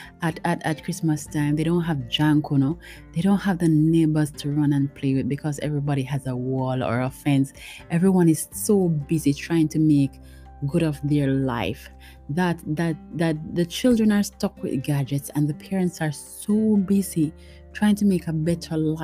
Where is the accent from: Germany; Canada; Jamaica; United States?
Jamaica; Montego Bay, Saint James; I lived in Montego Bay. By the way, I am a Jamaican and I live in Montego Bay, Jamaica.